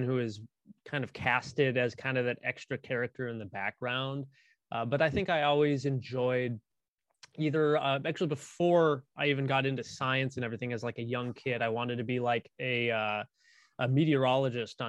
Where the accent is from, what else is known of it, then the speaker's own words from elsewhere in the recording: central Midwest, United States; here in my hometown, we actually have considerably one of the most famous meteorology like programs, in the central Midwest